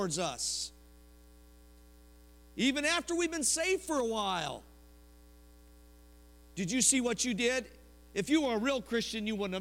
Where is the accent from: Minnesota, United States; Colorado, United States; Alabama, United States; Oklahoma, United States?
Colorado, United States; Denver; moved away; I'm from Denver